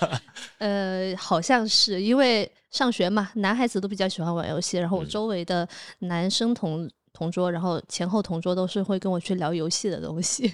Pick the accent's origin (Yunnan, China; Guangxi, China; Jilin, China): Guangxi, China; Nanning; moved away as an adult; also born or lived in Shanghai; now in Chengdu, China; 我是在南宁长大的嘛